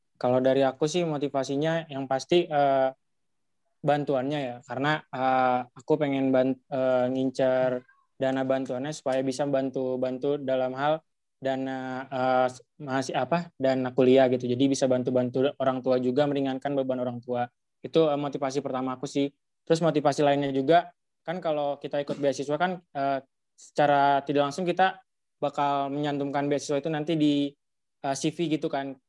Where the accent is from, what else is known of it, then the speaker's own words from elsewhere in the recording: Depok, West Java, Indonesia; Aku dari Matematika dua ribu sembilan belas, asal Depok, lahir tujuh belas Januari dua ribu satu